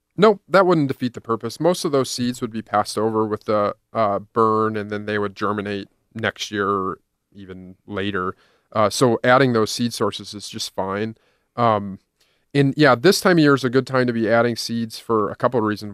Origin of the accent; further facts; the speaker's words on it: Indiana, United States; now in Iowa, United States; I drove across Iowa, Illinois, to my hometown of Indiana